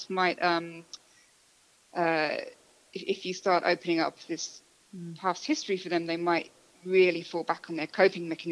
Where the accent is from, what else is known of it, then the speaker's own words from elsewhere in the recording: England, United Kingdom; I'm English